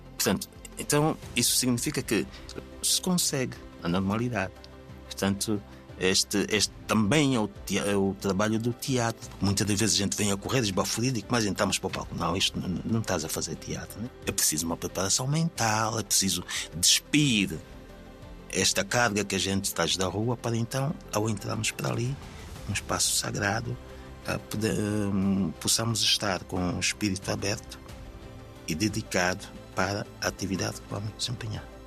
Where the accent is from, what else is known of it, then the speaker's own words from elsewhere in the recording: Angola; moved away as an adult; Eu, eu, sou proveniente do, de Angola, portanto, do teatro de Angola